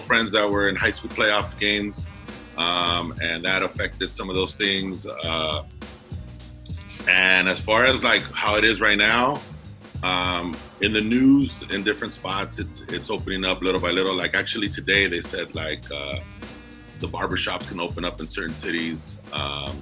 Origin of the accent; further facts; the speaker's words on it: Commerce, California, United States; also born or lived in Alhambra, California; I grew up in Southeast Los Angeles, City of Commerce, you know, went to JUCO basketball and East LA College, stuff like that. But born and raised Southern California, East Los Angeles, Southeast